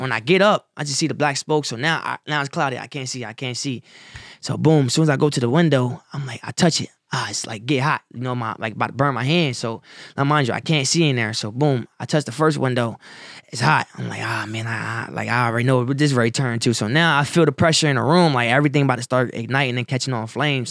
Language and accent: English; Wilmington, Delaware, United States; also born or lived in Salisbury, North Carolina; I was born in Salisbury, North Carolina, but I grew up in Wilmington, Delaware